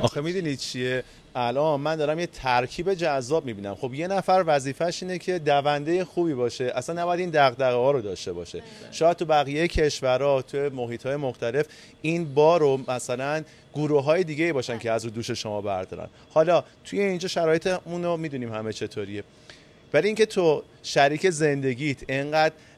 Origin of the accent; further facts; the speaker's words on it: Iran; به عنوان یک ایرانی